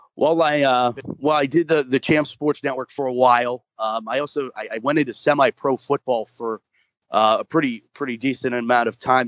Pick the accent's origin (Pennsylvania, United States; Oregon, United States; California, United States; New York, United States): Pennsylvania, United States; Moon Township; I grew up in Moon Township, just about 20 minutes outside of Pittsburgh